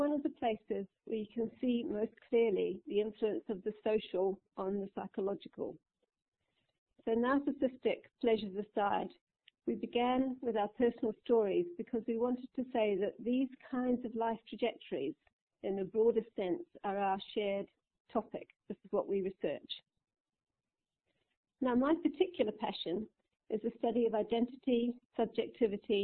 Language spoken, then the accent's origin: English; New Zealand; now in United Kingdom; I'm white, and to paraphrase Honey Baba, white New Zealanders are British, but not quite